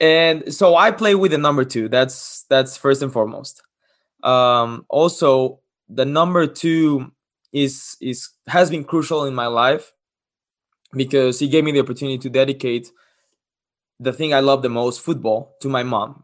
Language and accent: English; Cancun, Quintana Roo, Mexico; English is a second language; moved away as an adult; also born or lived in Los Cabos, Mexico; now in Lincoln, United States; I'm from Mexico. Uh, I was born in Los Cabos, moved to Cancun, where I lived since I was six years old